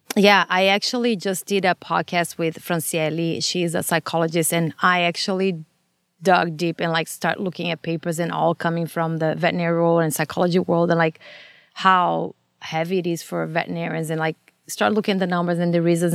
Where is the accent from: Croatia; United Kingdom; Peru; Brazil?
Brazil; English is a second language; moved away as an adult; now in Los Angeles, United States; I'm from Brazil, and I grew up there